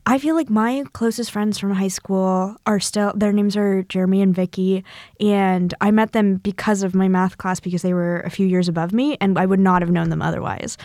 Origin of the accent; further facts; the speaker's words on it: Northern California, United States; from Northern California where every beach is freezing